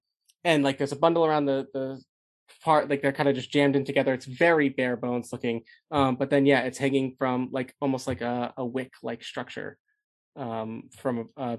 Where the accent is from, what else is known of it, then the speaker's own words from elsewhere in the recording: Cleveland, Ohio, United States; I'm from Cleveland.